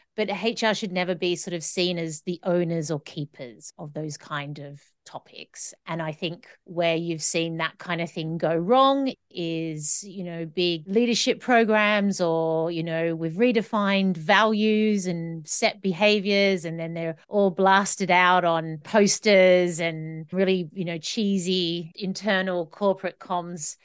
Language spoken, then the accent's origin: English; Australia; now in Scotland, United Kingdom; I live in the U K, in Scotland, but I'm Australian, so I have an Australian passport.